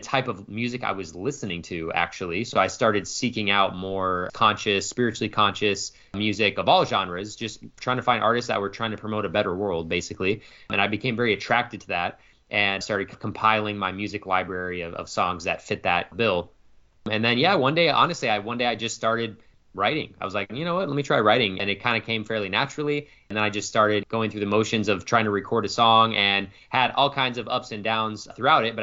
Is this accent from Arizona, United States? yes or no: yes; Phoenix, Arizona, United States; I was born and raised in Phoenix, Arizona, and that's still where I reside today, so I've lived here my entire life